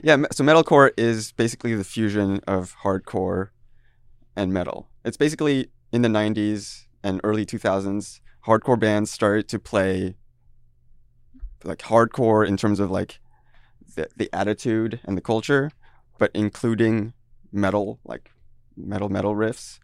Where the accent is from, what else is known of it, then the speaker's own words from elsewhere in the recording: France; moved away as an adult; also born or lived in Taiwan; now in Seattle, United States; I grew up there until eighteen, and then I moved